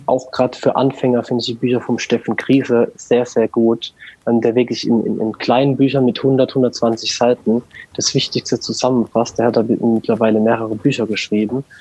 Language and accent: German; St. Leon-Rot, Baden-Württemberg, Germany; also born or lived in Walldorf; now in Bruchsal, Germany; ich bin ursprünglich oder aufgewachsen bin ich in St. Leon Roth. Das ist der Nachbarort mhm. von Waldorf